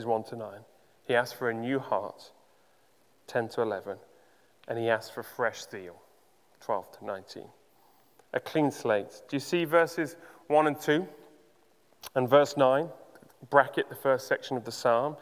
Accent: Uganda; Growing up in Uganda

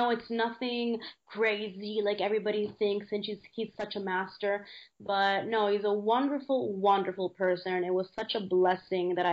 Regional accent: San Diego, California, United States; born there; now in Los Angeles, United States; because I was born in San Diego, you know, so, and I live in LA, even though I'm in uh, Italy right now

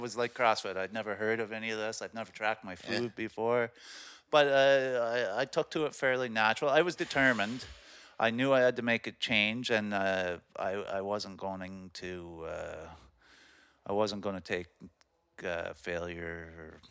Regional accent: Amherst Island, Ontario, Canada; also born or lived in Kingston; born and raised on Amherst Island

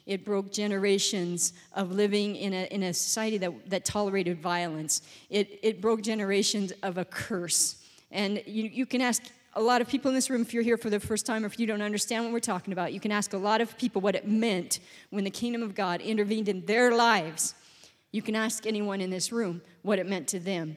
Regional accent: Gillette, Wyoming, United States; I grew up in Wyoming. I'm from Wyoming.

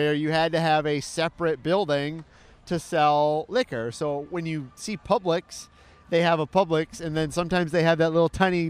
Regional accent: Michigan, United States; now in Orlando, United States; where I grew up in Michigan

